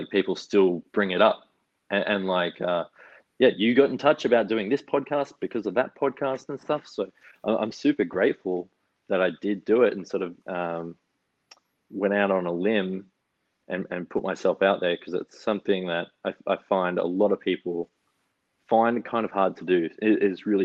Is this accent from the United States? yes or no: no; Wagga Wagga, New South Wales, Australia; moved away as an adult; now in Melbourne, Australia; I'm like from Wagga